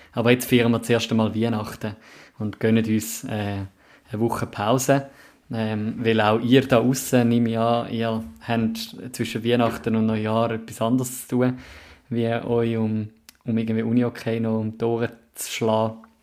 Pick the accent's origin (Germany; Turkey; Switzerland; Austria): Switzerland; Zurich; als Zürcher